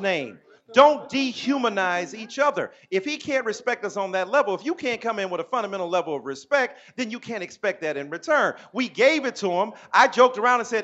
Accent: Detroit, Michigan, United States; I'm from Detroit

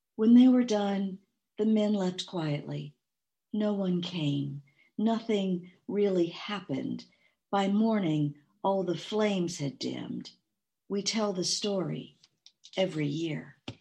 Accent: Mississippi, United States; I was born near Easter, 1966, in Mississippi

